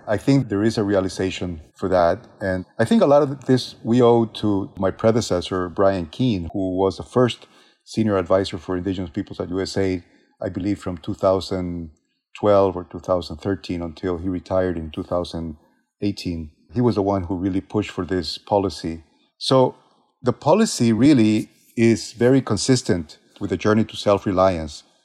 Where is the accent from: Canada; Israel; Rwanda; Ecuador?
Ecuador; moved away; my home country of Ecuador